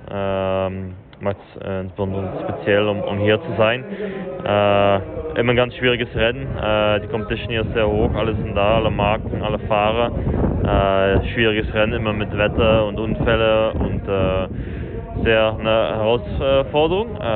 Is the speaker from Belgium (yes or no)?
yes; Belgium; Ich glaube, Spa ist für mich immer äh